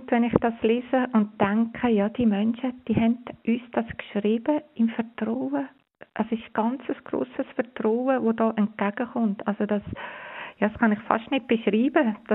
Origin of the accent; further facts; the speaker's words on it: Switzerland; wir haben jetzt bei uns in der Schweiz, wir sind privilegiert. Wir haben eine Regierung, wir haben ein Bundesamt, wo so sorgfältig, klar, immer wieder uns informiert.